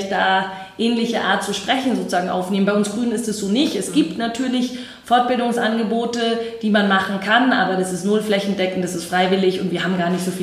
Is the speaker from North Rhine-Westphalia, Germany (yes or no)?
no; Herrsching am Ammersee, Bavaria, Germany; Also ich komme ja aus Hersching am Ammersee und äh, da gab es keine Jugendorganisation.